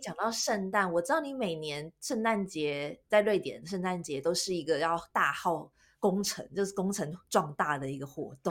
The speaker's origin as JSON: {"language": "Chinese", "country": "Taiwan", "said": "我们台湾人"}